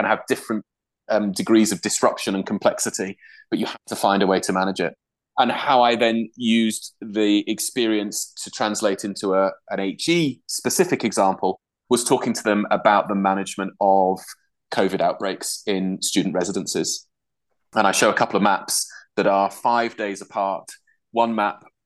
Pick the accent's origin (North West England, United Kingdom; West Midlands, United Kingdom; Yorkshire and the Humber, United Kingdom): Yorkshire and the Humber, United Kingdom; moved away as an adult; also born or lived in Durham; now in Glasgow, United Kingdom; I'm from Durham originally, but I grew up in Yorkshire.